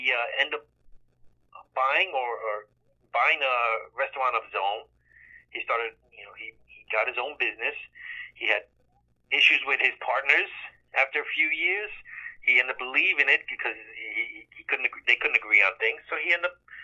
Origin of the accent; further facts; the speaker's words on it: New York City, New York, United States; We grew up on the Lower East Side of Manhattan, Alphabet City now